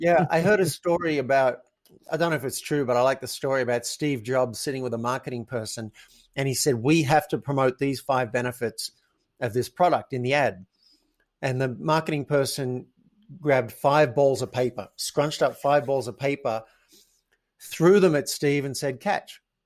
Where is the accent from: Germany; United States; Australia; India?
Australia; I grew up in Australia